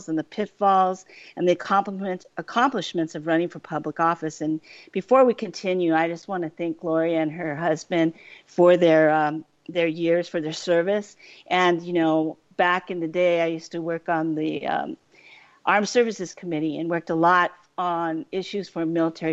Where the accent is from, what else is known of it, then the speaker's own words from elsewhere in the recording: Cochise County, Arizona, United States; I'm from Cochise County.